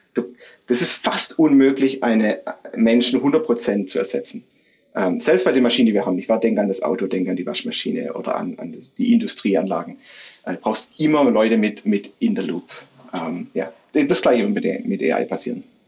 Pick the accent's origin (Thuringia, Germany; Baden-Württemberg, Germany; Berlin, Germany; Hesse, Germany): Baden-Württemberg, Germany; near Stuttgart; moved away as an adult; also born or lived in Brazil / Philippines; in meiner Heimatstadt in der Nähe von Stuttgart